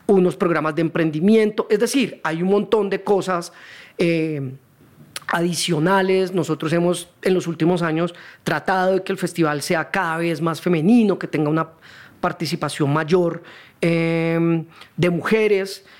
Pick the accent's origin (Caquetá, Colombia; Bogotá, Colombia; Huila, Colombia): Huila, Colombia; Neiva; moved away as an adult; also born or lived in Cali; now in Bogotá, Colombia; mi familia vivió en Cali hasta el 79. Y mm. ahí, por temas del trabajo de mi papá, nos tocó ir a Neiva, 10 años